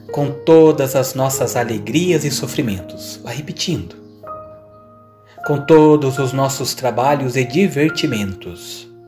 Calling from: Consolação, Minas Gerais, Brazil; Bom dia, sou de Consolação, Minas Gerais.

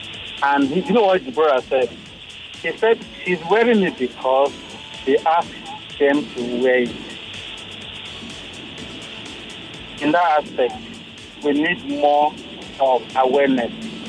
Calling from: Ayobo, Lagos, Nigeria; And I'm calling you from Ayobo at the moment.

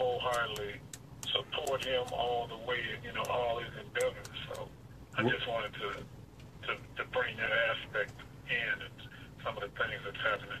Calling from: Detroit, Michigan, United States; Okay, I'm calling from Westside, Detroit.

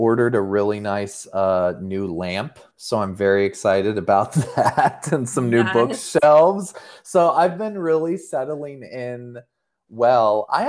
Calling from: Seattle, Washington, United States; I'm calling in from Seattle, Washington right now.

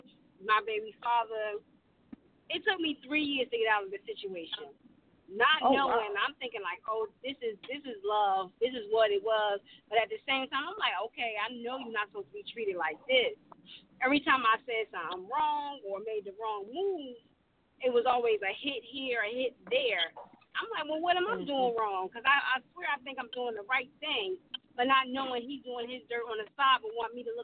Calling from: Asbury Park, New Jersey, United States; I'm calling from Asbury Park, New Jersey

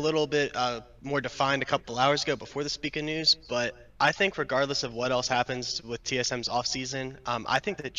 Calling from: Baltimore, Maryland, United States; I'm calling from Baltimore, Maryland.

